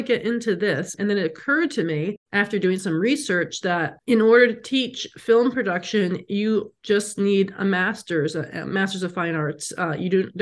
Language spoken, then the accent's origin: English; New York, United States; also born or lived in Los Angeles / San Francisco; now in Las Vegas, United States; I'm from New York and I lived in LA and San Francisco